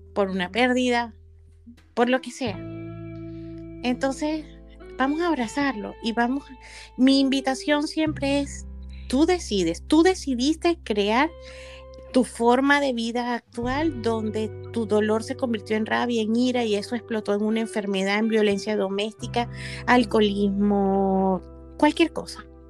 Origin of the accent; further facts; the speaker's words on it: Venezuela; moved away; a mi tierra, mi Venezuela amada